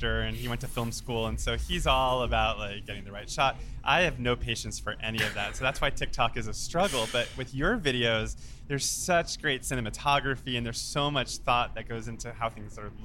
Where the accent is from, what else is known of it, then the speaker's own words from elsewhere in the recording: New York, United States; now in Los Angeles, United States; I grew up in New York